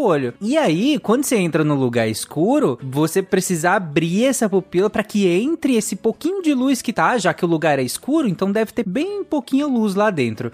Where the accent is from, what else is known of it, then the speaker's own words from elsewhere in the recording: Pará, Brazil; eu cresci no Pará